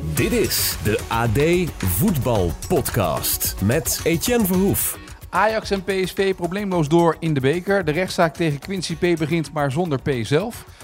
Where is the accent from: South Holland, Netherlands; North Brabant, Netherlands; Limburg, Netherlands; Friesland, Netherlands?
South Holland, Netherlands; Noordwijk; moved away; VV Noordwijk, waar ik ben opgegroeid